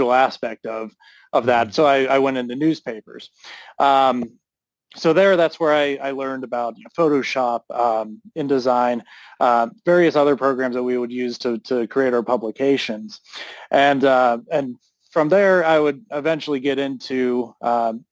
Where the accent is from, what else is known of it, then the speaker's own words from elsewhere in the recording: Pittsburgh, Pennsylvania, United States; I grew up in Pittsburgh, so Pittsburgh's a big wrestling city